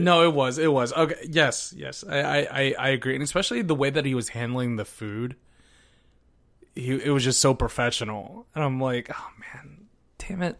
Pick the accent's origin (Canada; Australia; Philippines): Philippines; I'm Filipino